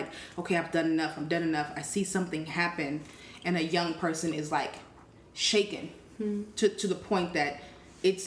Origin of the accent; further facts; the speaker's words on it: Oakland, California, United States; accent: West Coast; now in Brooklyn, United States; I am from California